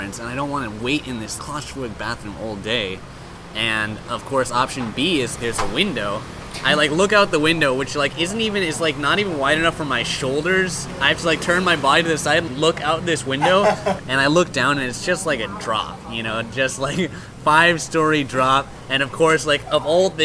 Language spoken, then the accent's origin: English; Hong Kong; I grew up in Hong Kong